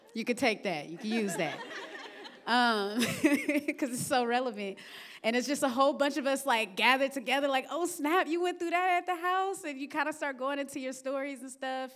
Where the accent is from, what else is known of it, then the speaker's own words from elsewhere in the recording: Vallejo, California, United States; also born or lived in Oakland; I'm from Vallejo, California